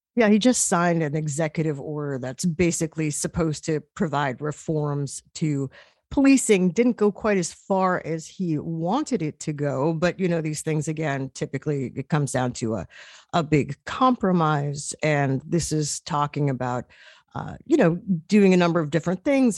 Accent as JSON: {"language": "English", "region": "New York", "country": "United States", "said": "as a New Yorker, I covered Mayor Michael Bloomberg"}